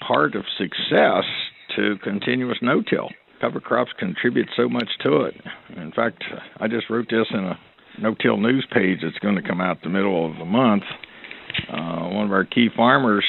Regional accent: Weston, West Virginia, United States; moved away as an adult; also born or lived in Ohio; grew up on a farm in the middle of West Virginia, near Weston, West Virginia

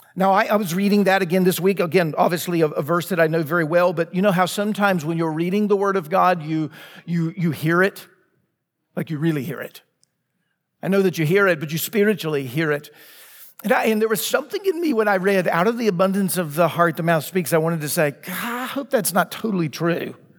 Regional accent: Laurel, Mississippi, United States; now in Franklin, United States; my hometown, Laurel, Mississippi.

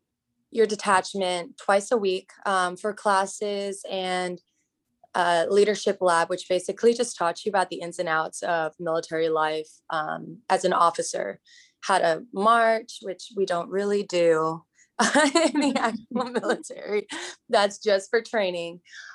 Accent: Hong Kong; now in United States; So I grew up abroad. I grew up in Hong Kong, and I was surrounded by a melting pot of different cultures. And coming to the US, I realized that there can be certain biases. So I came to the US in 06

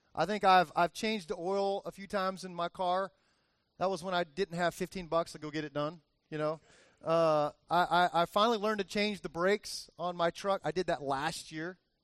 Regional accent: Miami, Florida, United States; All my years growing up, I remember my dad taking me all over different places in Miami

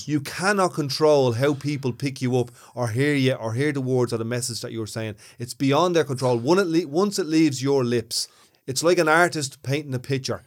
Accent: Ireland; also born or lived in Ballymun, Dublin

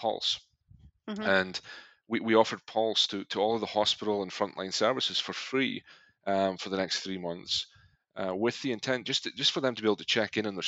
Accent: Scotland, United Kingdom; moved away; I am originally from Scotland

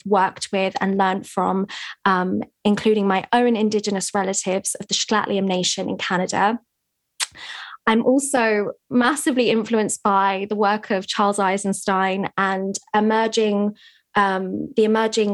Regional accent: England, United Kingdom; I'm here in England, which is where I'm from, as you can hear by my accent.

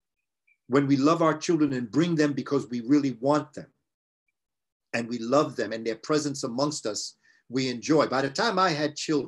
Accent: New York City, New York, United States; I grew up in New York when every 12 noon, they would ring a siren for fear of Russian attacks

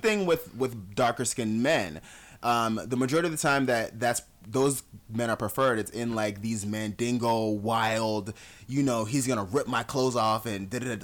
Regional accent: South Florida, United States; moved away as an adult; also born or lived in Jamaica / Atlanta; growing up in South Florida

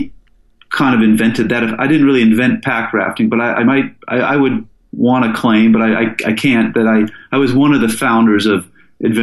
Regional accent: Falls Church, Virginia, United States; moved away as an adult; also born or lived in Seattle, Washington; now in Alaska, United States; I moved to the East Coast with my dad and mom as a kid, and I went to high school in Falls Church inside of the Beltway near D.C.

